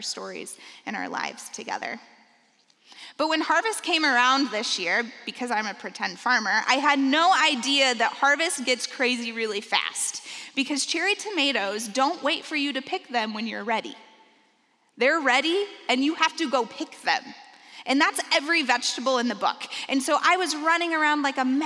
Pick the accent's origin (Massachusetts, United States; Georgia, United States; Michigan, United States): Michigan, United States; Benton Harbor; I come from Benton Harbor, Michigan.